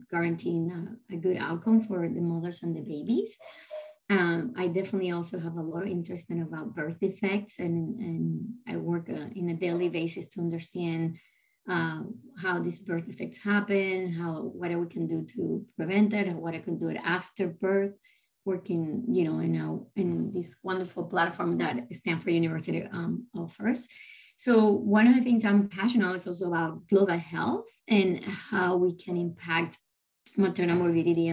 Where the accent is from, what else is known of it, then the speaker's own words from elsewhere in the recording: Caracas, Capital District, Venezuela; English is a second language; moved away as an adult; now in United States; I'm originally from Caracas, Venezuela. I did my medical school there. So, and then I came to the States late 90s.